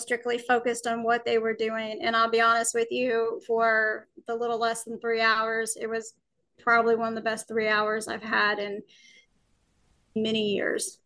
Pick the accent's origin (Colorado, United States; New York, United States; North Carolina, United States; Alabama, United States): Alabama, United States; I was born and raised in Alabama